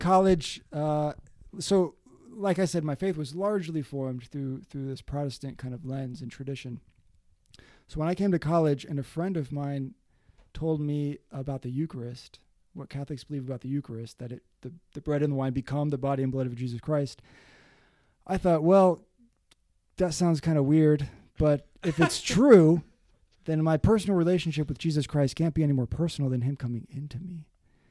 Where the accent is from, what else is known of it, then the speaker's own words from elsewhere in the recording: Westerville, Ohio, United States; now in New York City, United States; I grew up in Westerville, Ohio